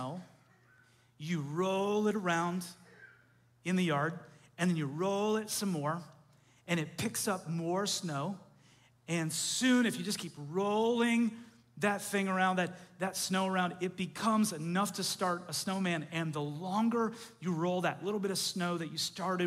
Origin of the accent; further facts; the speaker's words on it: Canada; moved away; I grew up in Canada